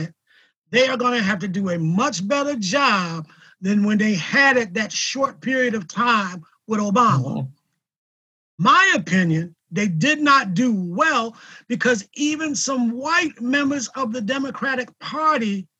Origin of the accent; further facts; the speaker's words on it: Salisbury, Maryland, United States; also born or lived in Philadelphia, Pennsylvania; I'm originally from Salisbury